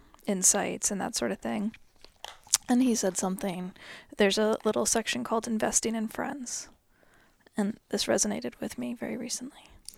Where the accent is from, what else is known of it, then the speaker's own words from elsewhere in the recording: United States; I'm so American.